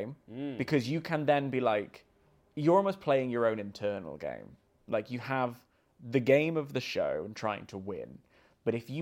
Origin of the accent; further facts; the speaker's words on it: Warrington, North West England, United Kingdom; I'm from Warrington